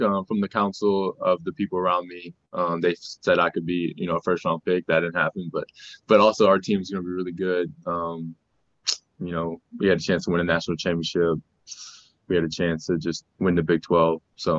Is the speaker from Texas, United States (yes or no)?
no; New Orleans, Louisiana, United States; I'm from New Orleans, so it's hot, and you're sweating as soon as you get outside.